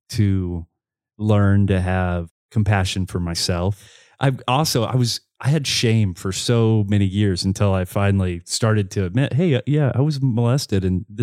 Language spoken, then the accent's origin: English; the South, United States; growing up in the south like most of the the the guys that ended up you know coming out later on they were closeted at that time